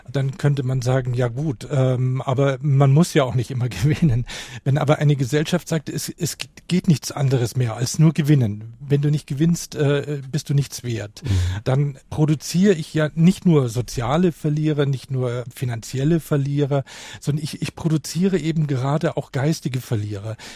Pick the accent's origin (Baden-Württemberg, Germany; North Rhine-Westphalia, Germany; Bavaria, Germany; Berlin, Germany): Bavaria, Germany; Kaufbeuren; eine kleine Stadt in Bayern.